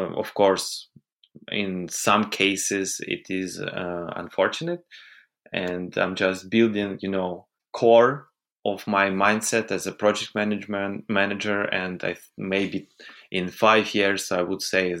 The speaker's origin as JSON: {"language": "English", "region": "Kyiv", "country": "Ukraine", "tie": "born or raised there", "said": "I was born in Kiev."}